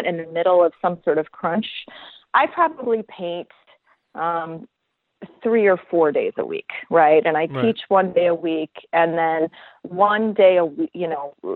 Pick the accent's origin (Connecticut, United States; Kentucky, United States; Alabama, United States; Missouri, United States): Missouri, United States; St. Louis; now in Brooklyn, United States; I grew up there, so I've got a good network there. So I've done a lot of portrait work in St. Louis